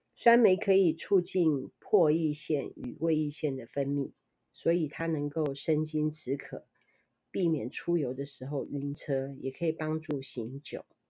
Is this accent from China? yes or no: no; Kaohsiung, Taiwan; 我们在六龟什么东西都吃不到